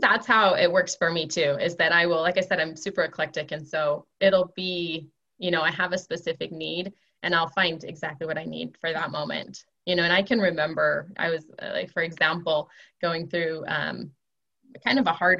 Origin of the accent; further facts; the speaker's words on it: Seattle, Washington, United States; I'm from Seattle originally. My husband's from Idaho originally.